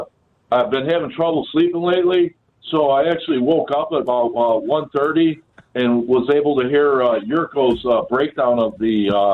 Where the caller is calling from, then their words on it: Berwyn, Illinois, United States; I'm calling from Berwyn